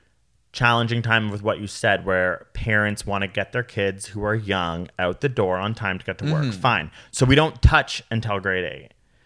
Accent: Toronto, Ontario, Canada; I grew up in Toronto.

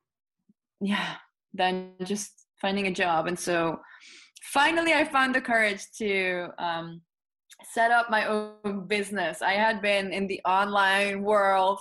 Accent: Netherlands; English is a second language; I am from the Netherlands

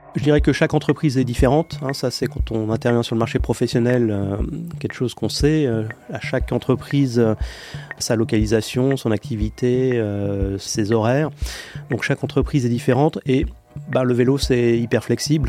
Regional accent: Paris, Île-de-France, France; je suis parisien

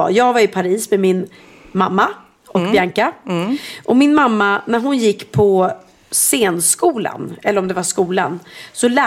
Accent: Sweden; Jag sa så jag pratar inte franska, jag är svenska.

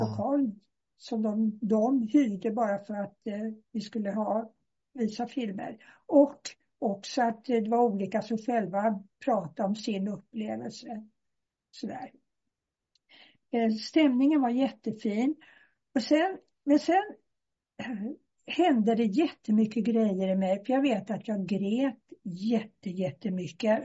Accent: Stockholm, Stockholm County, Sweden; moved away as an adult; now in Skillinge, Sweden; jag sitter nere i Skillinge på Österlen, men jag är från Stockholm.

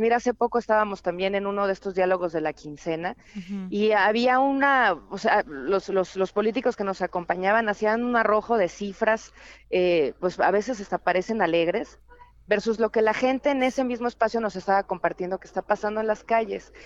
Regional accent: Chilango, Mexico City, Mexico; los chilangos

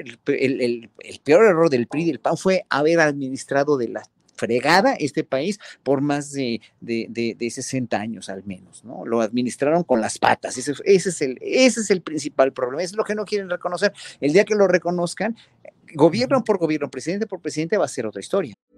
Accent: Mexico

